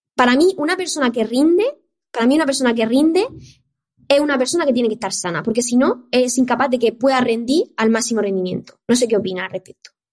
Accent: Murcia, Region of Murcia, Spain; moved away as an adult; now in Barcelona, Spain; soy de Murcia, entonces yo empecé a estudiar la carrera de ciencia del deporte ahí en Murcia

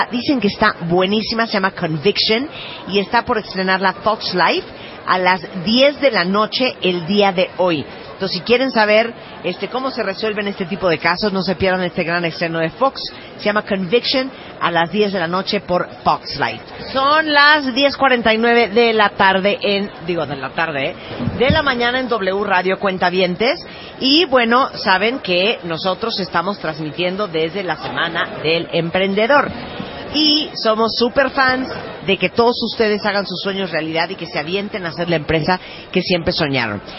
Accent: San Luis Potosí, Mexico; Soy de San Luis Potosí.

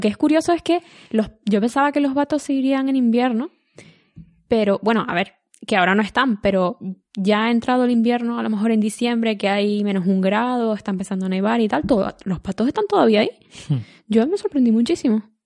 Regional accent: Canary Islands, Spain; now in Estonia; soy de Canarias

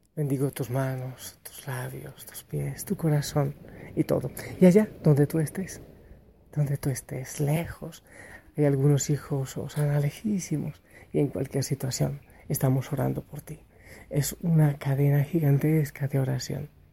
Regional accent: Colombia; el país en el que yo nací, en Colombia

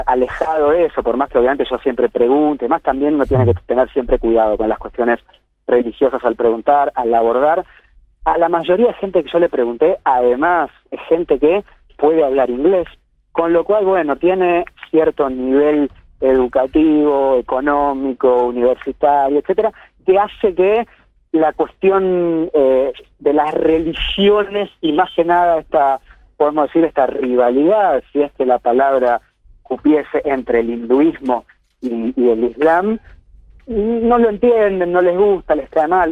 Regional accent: Argentina; moved away as an adult; now in Kerala, India; soy argentino

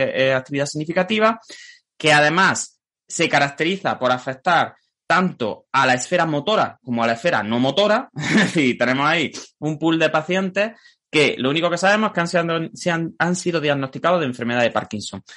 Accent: Jaén, Andalusia, Spain; yo soy de Jaén

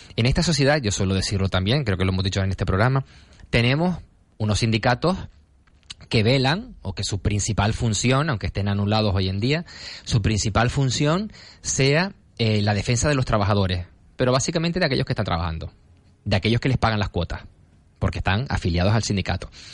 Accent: Gáldar, Canary Islands, Spain; yo vengo de Galdar

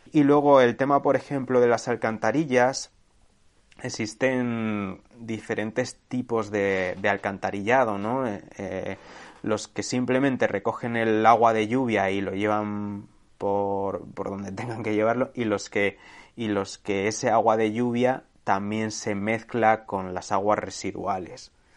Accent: Segovia, Castile and León, Spain; mi pueblo de Segovia

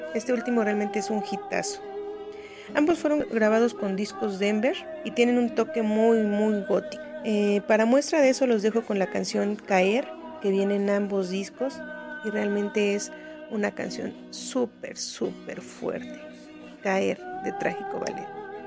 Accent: Durango, Mexico; soy originaria de Durango, Durango

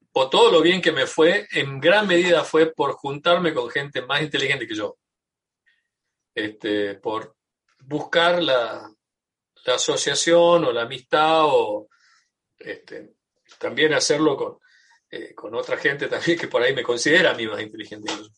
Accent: Tucumán, Argentina; now in United States; yo soy tucumano, argentino y tengo eh, una identificación cultural muy fuerte con, mi, con mi país

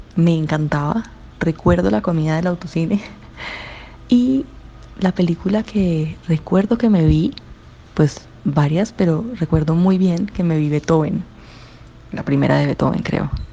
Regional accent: Cali, Valle del Cauca, Colombia; como caleña, siempre que pasaba por el autocine

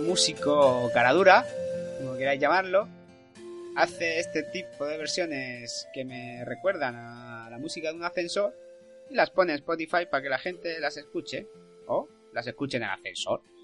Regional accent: Spain; soy español

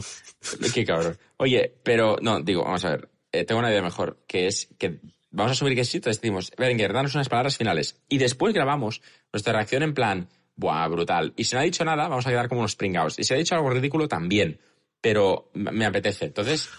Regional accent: Catalonia, Spain; también somos catalanes

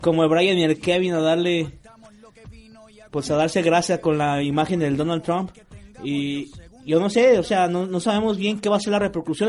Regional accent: Mexico; uno como mexicano de a pie

